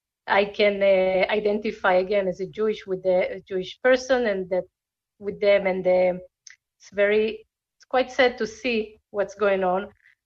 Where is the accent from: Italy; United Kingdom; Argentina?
Argentina; born there; English is a second language; moved away; First of all, I was born in Argentina, so I speak Spanish.